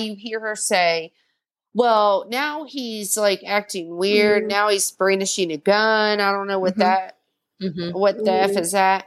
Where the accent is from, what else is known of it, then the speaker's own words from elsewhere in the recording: the South, United States; I'm from the South